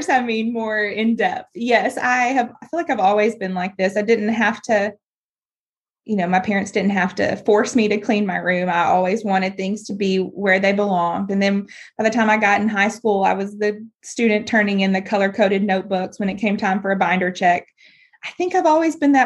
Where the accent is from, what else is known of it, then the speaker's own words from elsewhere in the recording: Bryant, Arkansas, United States; I grew up in Bryant, Arkansas, just, you know, around just outside of Little Rock